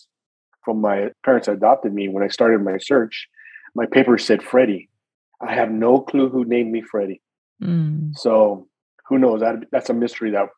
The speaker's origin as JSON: {"language": "English", "town": "Gilroy", "region": "California", "country": "United States", "tie": "born or raised there", "also_born_or_lived": "San Jose, California", "said": "I was raised in Gilroy, California all my life"}